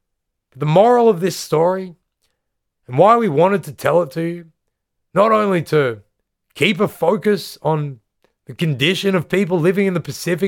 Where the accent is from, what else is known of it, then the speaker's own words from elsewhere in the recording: Australia; growing up in Australia in the 90s, this was the first big popular call to protest that we can remember.